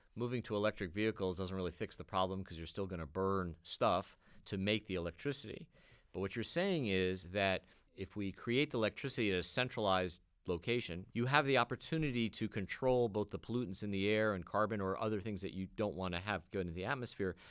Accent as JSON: {"language": "English", "region": "New York", "country": "United States", "tie": "born or raised there", "said": "I grew up in New York"}